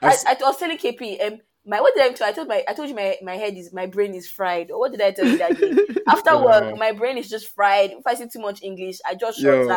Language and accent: English; Lagos, Nigeria; I'm from Lagos.